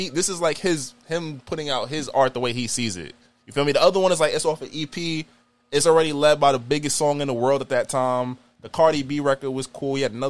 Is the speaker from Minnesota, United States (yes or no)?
no; Queens, New York, United States; I'm from Queens, but 50, it's 50 to Uncle, bro.